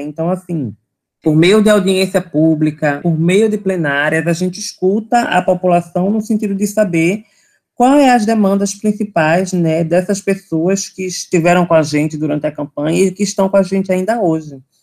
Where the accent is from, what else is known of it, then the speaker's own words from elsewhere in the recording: Recife, Pernambuco, Brazil; sou daqui de Recife, Pernambuco